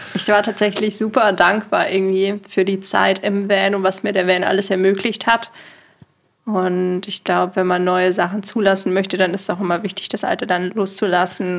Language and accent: German; near Munich, Bavaria, Germany; Ich komme eigentlich nicht aus Berlin, sondern aus dem Süden ähm, von Deutschland, in der Nähe von München